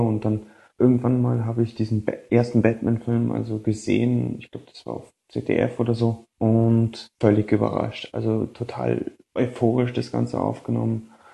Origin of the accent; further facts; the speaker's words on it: Berlin, Germany; now in Vienna, Austria; Ich komme gebürtig aus Berlin, wohne aber jetzt in Wien